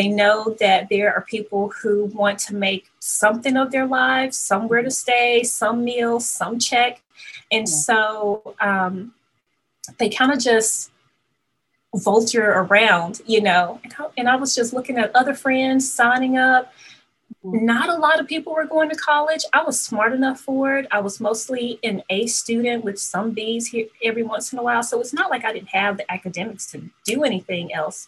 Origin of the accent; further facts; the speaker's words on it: Mississippi, United States; I can now get on the Air Force base in my hometown. I'm like, oh, I'm going to the military. I am getting out of Mississippi.